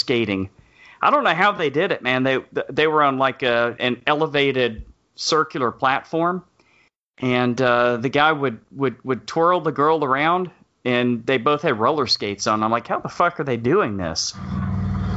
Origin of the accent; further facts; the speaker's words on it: Texas, United States; I'm of course from Texas